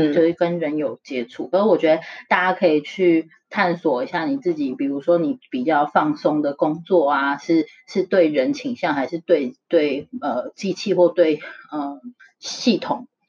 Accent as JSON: {"language": "Chinese", "country": "Taiwan", "tie": "born or raised there", "moved": "as an adult", "lives_now": "United States", "said": "从小在台湾长大"}